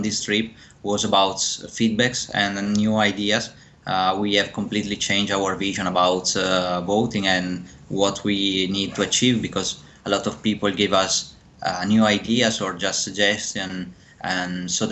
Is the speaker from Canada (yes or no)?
no; Verona, Veneto, Italy; moved away as an adult; also born or lived in Ireland / Netherlands / United Kingdom; I'm from Italy, born in Verona, and I studied there at the university in Italy.